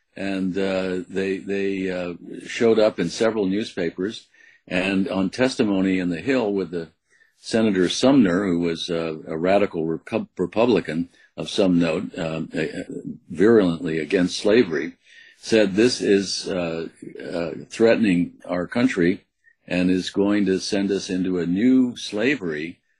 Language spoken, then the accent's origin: English; U.S. Virgin Islands; I had a childhood growing up in St. Croix, which was an unusual childhood.